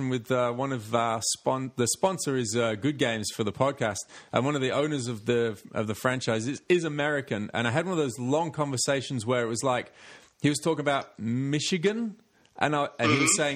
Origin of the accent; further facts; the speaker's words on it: Australia; the kind of story that we got sold to us in Australia.